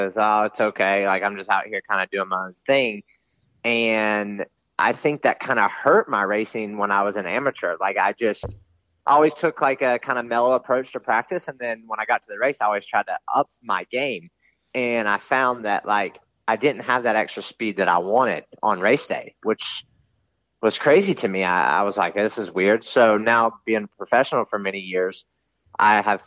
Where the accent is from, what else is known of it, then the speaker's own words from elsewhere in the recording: East Coast, United States; I grew up on the East Coast